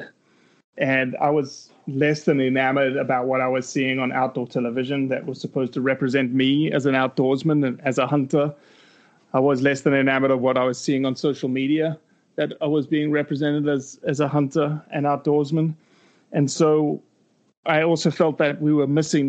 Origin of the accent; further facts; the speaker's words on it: South Africa; accent: South African; moved away as an adult; also born or lived in Brazil; now in United States; I have an accent. It's from South Africa. I wasn't born in South Africa. I was born in Brazil, actually